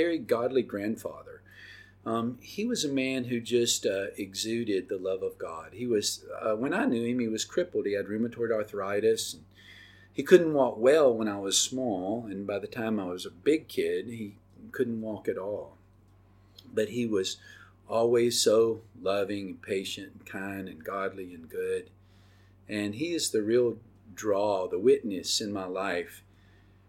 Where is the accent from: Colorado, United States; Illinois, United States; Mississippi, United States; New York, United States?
Mississippi, United States; Oxford; I grew up in Oxford, Mississippi